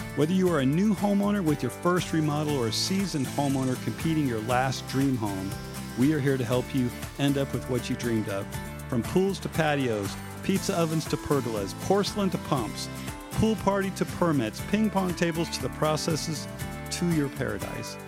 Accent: Idaho, United States; moved away as an adult; now in Phoenix, United States; growing up in Idaho, owning the construction company in Idaho

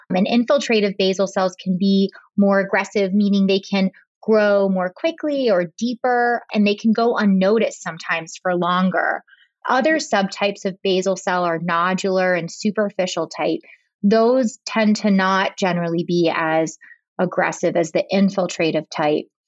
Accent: Pittsburgh, Pennsylvania, United States; also born or lived in Boston / Rhode Island; I've been back in my hometown of Pittsburgh for the last eight years

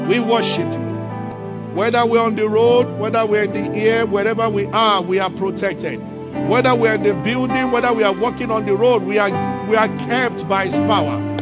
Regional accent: Abuja, Federal Capital Territory, Nigeria; when I was growing up, I grew up in Abuja.

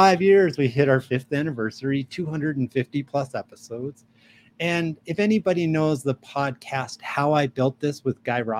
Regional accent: New York City, New York, United States; now in Albuquerque, United States; I'm originally from New York City. I'm a New York Jew, but I've been in New Mexico. I live in Albuquerque, New Mexico since 1993

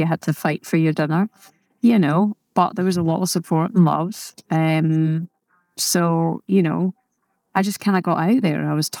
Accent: Scotland, United Kingdom; because growing up in Scotland, of course, it can be a little bit more negative sometimes.

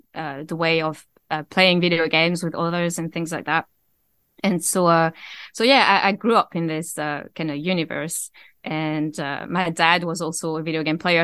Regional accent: Avignon, Provence-Alpes-Côte d'Azur, France; accent: mixture of Scottish and French; English is a second language; moved away as an adult; now in Scotland; I grew up in a city called Avignon, which is in the southeast.

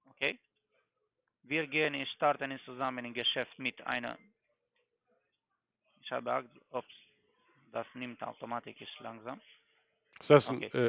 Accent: Germany; Nein, ich komme aus Deutschland. Ich wohne auch in Stuttgart, aber bei Ihrer Stadt meine ich.

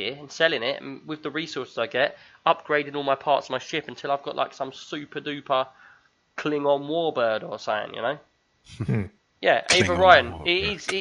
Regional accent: England, United Kingdom; I'm English

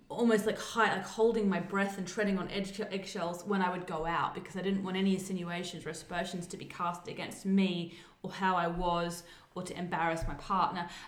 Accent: South Australia, Australia; I grew up, we went to Maslin Beach because I'm from South Australia

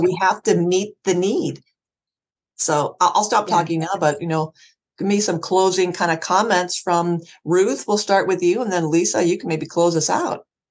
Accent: Erie, Pennsylvania, United States; moved away; my hometown Erie

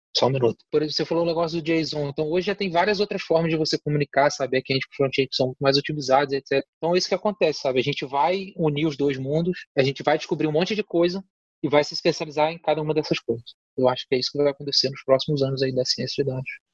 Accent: interior of Rio de Janeiro state, Brazil; also born or lived in Campos dos Goytacazes; sou do interior do estado do Rio de Janeiro e fiz a faculdade em Campos

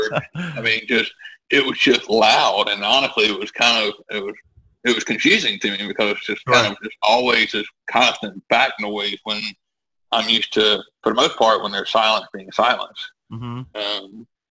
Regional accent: Millbrook, Alabama, United States; I moved back to my hometown, which is Millbrook, Alabama

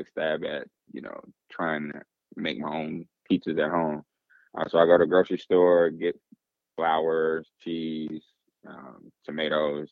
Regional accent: Atlanta, Georgia, United States; accent: Southern; I'm born and raised in Atlanta, Georgia.

